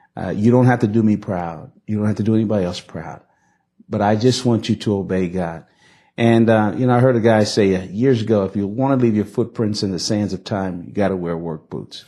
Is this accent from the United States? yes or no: yes; Newark, New Jersey, United States; We grew up in Newark, New Jersey in a multi-ethnic working class community